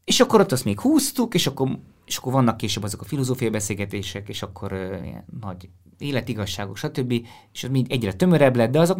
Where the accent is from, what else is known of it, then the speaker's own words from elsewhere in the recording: Strasbourg, Grand Est, France; born there; Én, én a francia kultúrából jöttem először, tehát Strasbourgban is születtem, meg az volt az első idegennyelv, amit jobban beszéltem